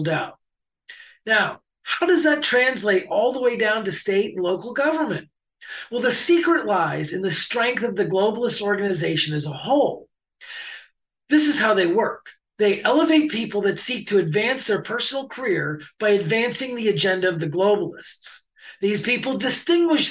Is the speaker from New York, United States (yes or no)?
no; Ohio, United States; my home state of Ohio